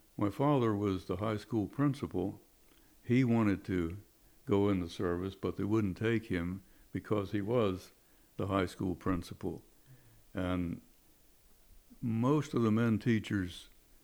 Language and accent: English; Chestertown, Maryland, United States; moved away as an adult; also born or lived in Easton, Maryland; My parents lived in Chestertown, so I'm a native of Chestertown.